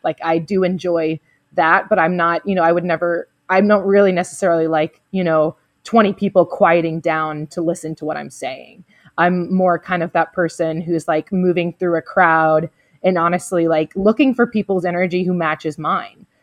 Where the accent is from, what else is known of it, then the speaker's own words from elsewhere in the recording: the South, United States; I'm also from the South, you know, and so being really nice and open to people is kind of a part of the culture down here